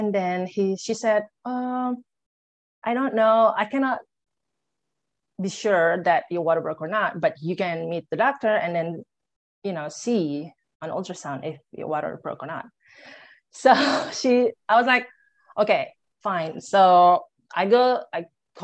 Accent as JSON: {"language": "English", "region": "Jakarta", "country": "Indonesia", "tie": "born or raised there", "also_born_or_lived": "Bali, Indonesia", "moved": "as an adult", "said": "I'm originally from Indonesia. I'm from Jakarta."}